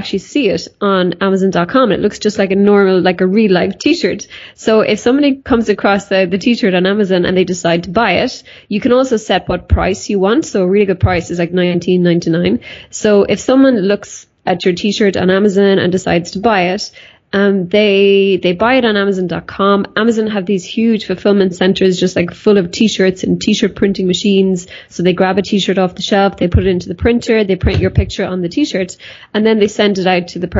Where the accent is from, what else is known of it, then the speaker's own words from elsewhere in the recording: Ireland; I'm from Ireland